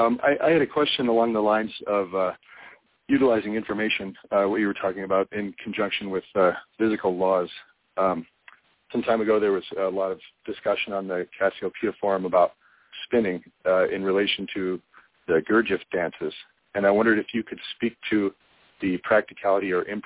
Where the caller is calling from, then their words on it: Michigan, United States; Hi, this is … from Michigan.